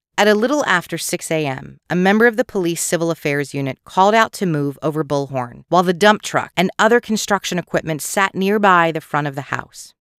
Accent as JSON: {"language": "English", "area": "outside Philadelphia", "region": "Pennsylvania", "country": "United States", "tie": "born or raised there", "said": "growing up outside Philadelphia"}